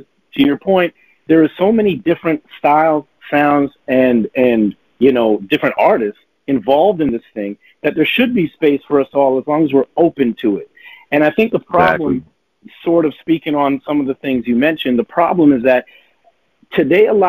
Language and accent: English; Toronto, Ontario, Canada; we're from Toronto, but it's also in Canada.